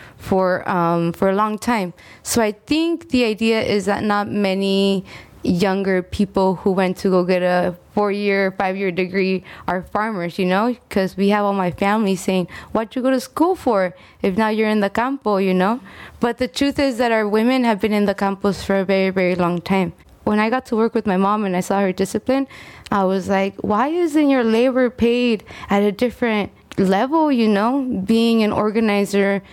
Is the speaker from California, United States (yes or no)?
yes; California, United States; also born or lived in Texcoco, Mexico; now in Sacramento, United States; I was born in Texcoco, Mexico, and my background in work at first comes from learning how to tell my story, you know, when as an undocumented young woman who grew up in California